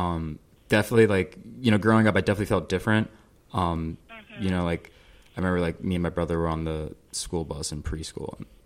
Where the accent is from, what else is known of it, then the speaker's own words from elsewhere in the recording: New Jersey, United States; also born or lived in Manhattan, New York; I was born in Manhattan, but I grew up in the suburbs of New Jersey, just outside the city.